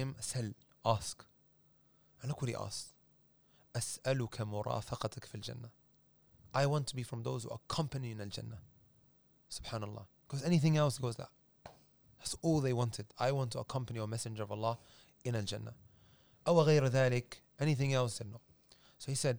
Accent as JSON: {"language": "English", "town": "Leicester", "region": "East Midlands", "country": "United Kingdom", "tie": "born or raised there", "also_born_or_lived": "London", "said": "so I was going to that madrasa in Leicester. This is after we moved from London to Leicester"}